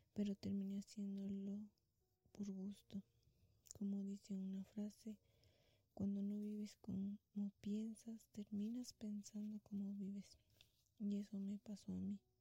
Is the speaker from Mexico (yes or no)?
yes; Guanajuato, Mexico; Soy de Guanajuato, México